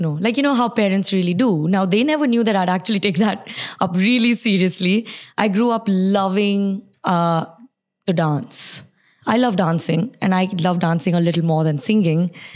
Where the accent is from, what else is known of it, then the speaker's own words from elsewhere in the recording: Sharjah, United Arab Emirates; also born or lived in Surat, India / Bahrain; now in Dubai, United Arab Emirates; it's Sharjah because I grew up in Sharjah. I stayed in Sharjah, but my school, college, work, everything was in Dubai